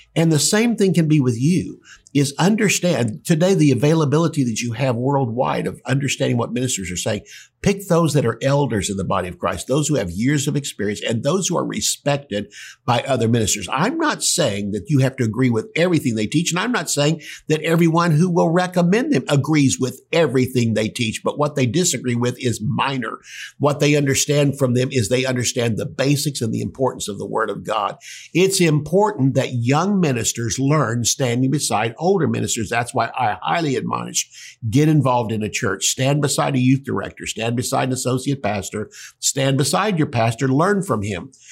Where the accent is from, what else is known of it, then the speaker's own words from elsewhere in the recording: Tulsa, Oklahoma, United States; I was from Tulsa